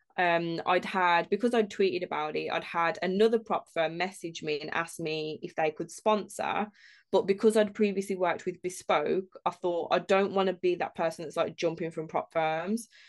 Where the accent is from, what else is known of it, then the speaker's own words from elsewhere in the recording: Birmingham, West Midlands, United Kingdom; we're all from Birmingham as well